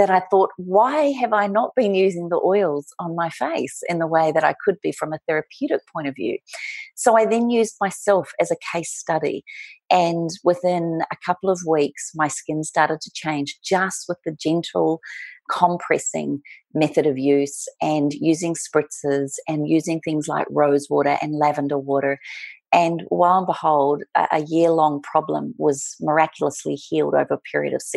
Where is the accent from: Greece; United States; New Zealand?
New Zealand; moved away as an adult; also born or lived in Melbourne, Australia; now in Australia; I am a Kiwi. I was brought up and raised in New Zealand, and at 19 years of age, decided to go on my big OE